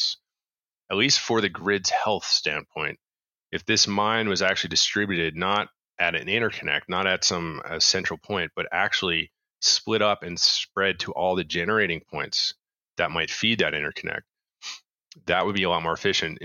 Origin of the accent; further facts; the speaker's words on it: Canada; I'm Canadian